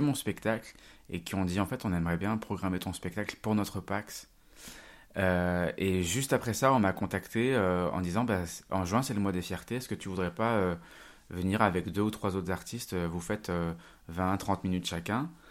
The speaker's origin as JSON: {"language": "French", "town": "Rive-de-Gier", "region": "Auvergne-Rhône-Alpes", "country": "France", "moved": "yes", "lives_now": "Lyon, France", "said": "Je viens d'une petite ville de la Loire qui s'appelle, euh, Rive de Gier"}